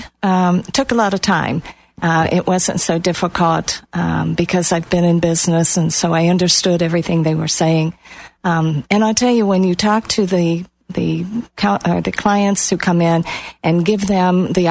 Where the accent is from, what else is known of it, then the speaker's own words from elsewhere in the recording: Ohio, United States; moved away as an adult; also born or lived in Atlanta / Albuquerque / Texas; now in Florida, United States; I'm actually from Ohio. I'm a Buckeye. Lived most of my life in Ohio